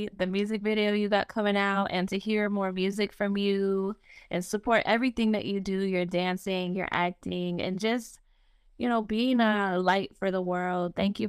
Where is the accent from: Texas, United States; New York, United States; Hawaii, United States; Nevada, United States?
Nevada, United States; Las Vegas; Well, I'm from Las Vegas and Amanda's from Chicago.